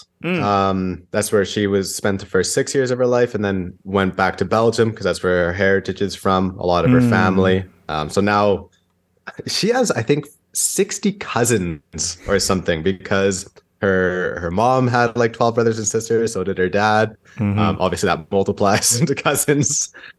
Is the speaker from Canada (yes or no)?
yes; British Columbia, Canada; also born or lived in Santiago, Chile; And then I was born in Santiago, and then first kid. So kind of panicked, and they're like, okay, well, we want to go somewhere that's wild, but safe. And then someone told them British Columbia. And they're like, all right, we'll go to British Columbia then.